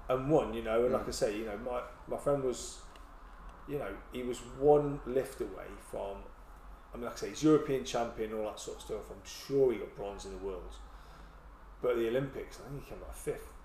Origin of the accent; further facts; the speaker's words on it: England, United Kingdom; moved away as an adult; also born or lived in Aldershot; now in Swansea, United Kingdom; Being English